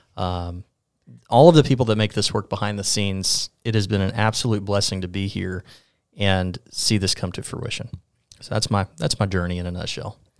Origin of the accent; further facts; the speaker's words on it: Mobile, Alabama, United States; now in Sylacauga, United States; born in Mobile, born and raised